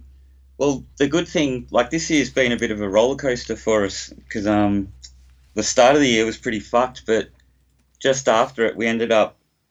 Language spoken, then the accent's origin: English; Footscray, Victoria, Australia; born there; Well, just, I was born in Footscray, first of all.